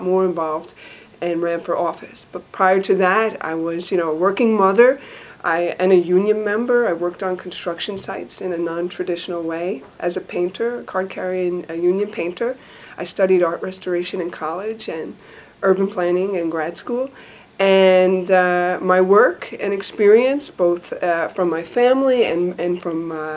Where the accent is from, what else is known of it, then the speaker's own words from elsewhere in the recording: New York City, New York, United States; I'm a New Yorker through and through. I was born and raised in Queens